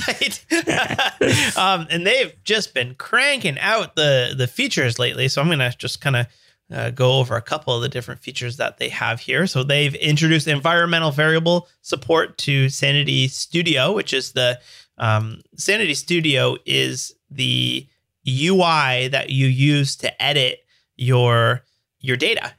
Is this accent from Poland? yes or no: no; Canada; I'm Canadian